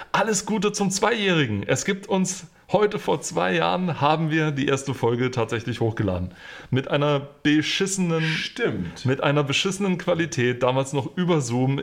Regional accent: Germany; als Deutscher

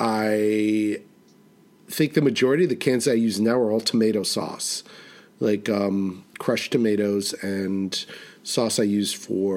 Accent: New York City, New York, United States; now in New England, United States; I'm from Manhattan. I'm not from New England. I live in New England.

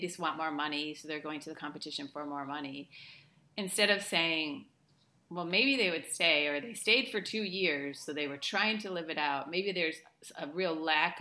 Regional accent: United States; moved away as an adult; now in Spain; I live in Spain. I'm American, obviously. I live in Spain for the last 12 years almost

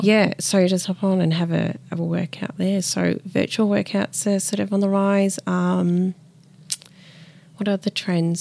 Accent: Melbourne, Victoria, Australia; also born or lived in Peru; I grew up in Melbourne, Richmond

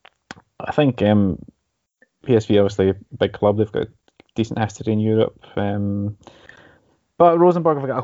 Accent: Scotland, United Kingdom; now in Norway; I'm Scottish

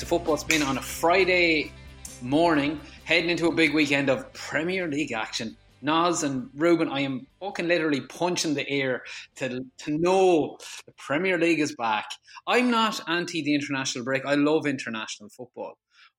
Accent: Ireland; as Irish fans.

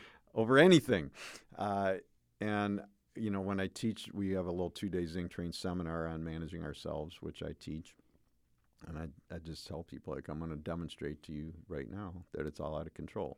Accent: United States; raised as an American male

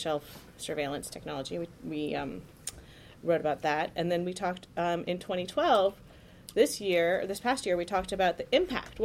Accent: Palo Alto, California, United States; moved away as an adult; also born or lived in Washington, D.C.; I grew up in Silicon Valley in Palo Alto.

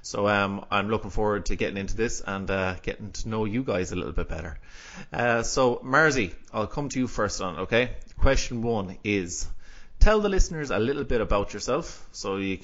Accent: Galway, Connacht, Ireland; also born or lived in Athenry; I live in Athenry, so I'm from Galway in Ireland, so on the west coast of Ireland

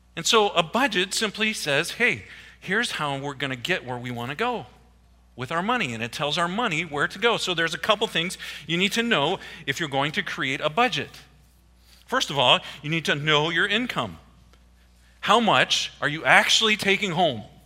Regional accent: Iowa, United States; moved away; also born or lived in East Coast; I grew up in Iowa, okay? Everything's in a square

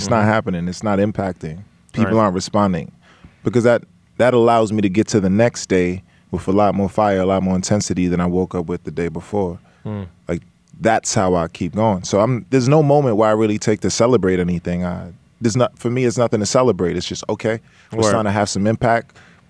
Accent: Brooklyn, New York, United States; also born or lived in Georgetown, Guyana; So I'm from Brooklyn. I was born in Brooklyn, and I grew up bouncing between Brooklyn and Georgetown, Guyana.

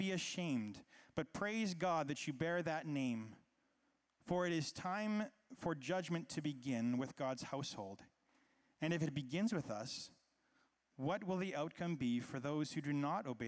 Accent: Canada; I was growing up in Canada, which, as we know, is a pretty peaceful place

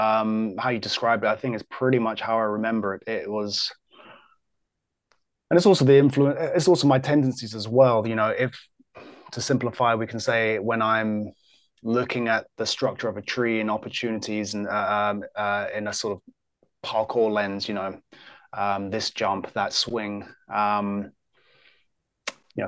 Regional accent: England, United Kingdom; I'm English as well.

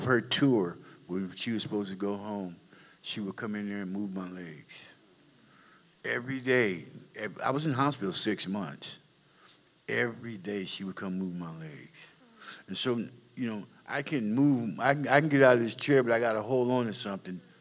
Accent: Compton, California, United States; also born or lived in Dallas, Texas; I was raised in Compton, California, basically all my life

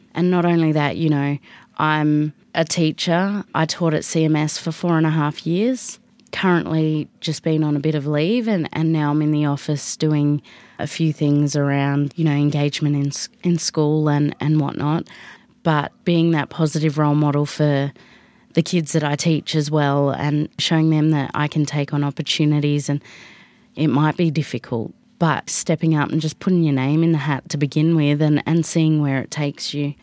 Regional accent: Alice Springs, Northern Territory, Australia; also born or lived in Canberra; I'm from Alice Springs. Uh, I was born in Canberra, but have been here basically my whole life

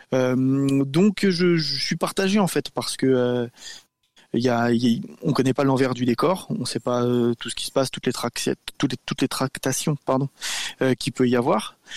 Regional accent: France; chez nous, en France

